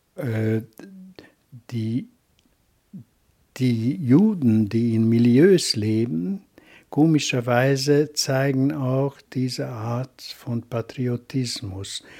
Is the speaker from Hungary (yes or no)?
yes; Hungary; first language Hungarian; German is a second language; ich schreibe immer als ungarischer Autor. Das ist meine Muttersprache.